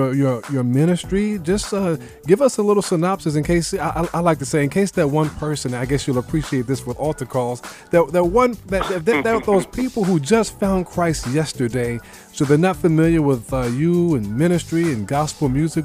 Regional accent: New York City, New York, United States; I was born and raised in Brooklyn.

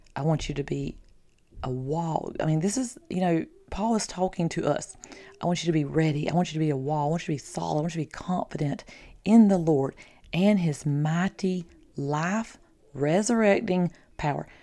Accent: the South, United States; I'm from the South.

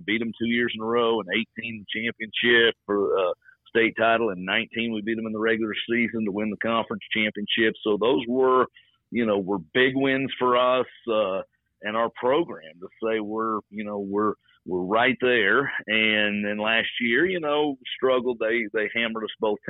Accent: the Ozarks of Missouri, United States; also born or lived in Alabama; now in Little Rock, United States; I grew up in the Ozarks of Missouri

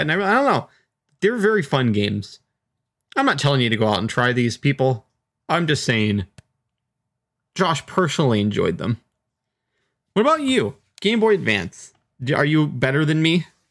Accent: Seattle, Washington, United States; I grew up in Seattle

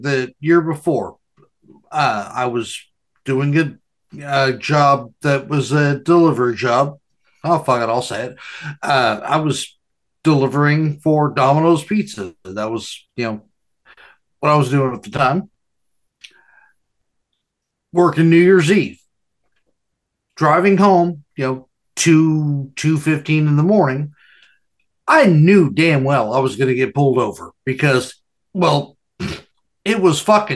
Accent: United States; also born or lived in California / Nevada; I grew up in California and Nevada

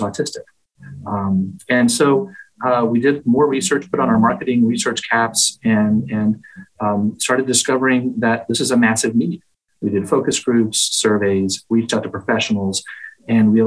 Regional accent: Dallas, Texas, United States; moved away as an adult; now in Boston, United States; I'm from Dallas

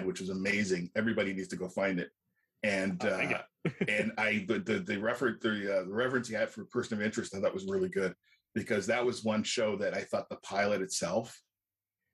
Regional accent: Canada; I'm Canadian

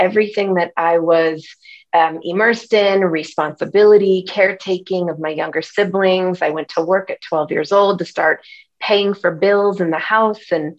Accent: Connecticut, United States; I was raised on the East Coast in Connecticut

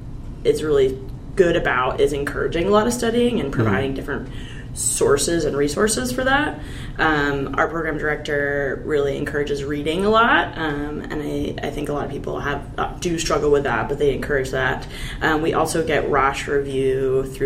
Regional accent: Maine, United States; I grew up in Maine

